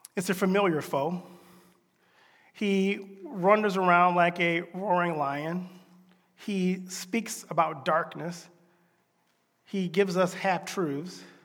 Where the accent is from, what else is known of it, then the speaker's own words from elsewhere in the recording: Deep South, United States; I grew up in the Deep South.